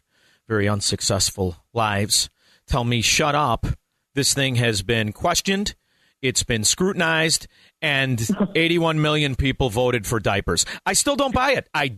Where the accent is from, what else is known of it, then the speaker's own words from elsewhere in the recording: Chicago, Illinois, United States; I'm from Chicago